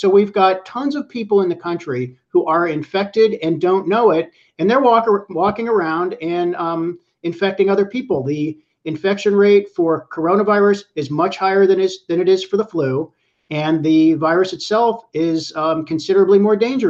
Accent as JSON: {"language": "English", "town": "Pittsburgh", "region": "Pennsylvania", "country": "United States", "tie": "born or raised there", "moved": "yes", "said": "I'm from Pittsburgh, which is flyover country. I grew up there and I still have family there."}